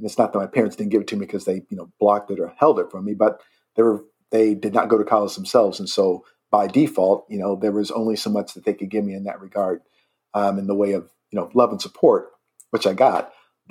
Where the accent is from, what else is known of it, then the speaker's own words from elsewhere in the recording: Indiana, United States; also born or lived in Rapid City, South Dakota; So I'm from Indiana. That's where my home state